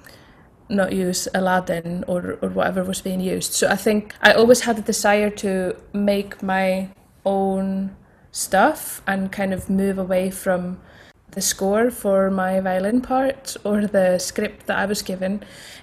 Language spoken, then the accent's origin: English; Iceland; now in Scotland, United Kingdom; I grew up in Iceland